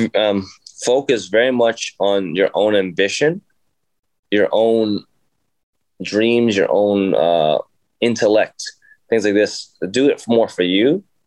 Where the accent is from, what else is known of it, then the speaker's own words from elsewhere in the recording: Jersey City, New Jersey, United States; I grew up in Jersey City, and it's inner city